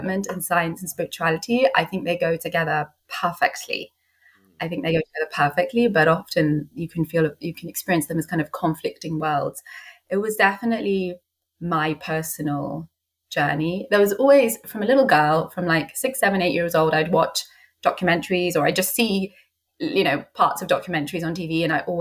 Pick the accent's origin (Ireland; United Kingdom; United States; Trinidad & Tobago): United Kingdom; London; So I'm from London. I was kind of born and bred here.